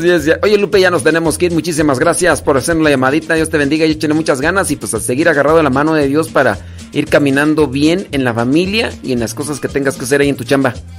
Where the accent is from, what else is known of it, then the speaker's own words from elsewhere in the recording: Acámbaro, Guanajuato, Mexico; yo soy de Acámbaro, Guanajuato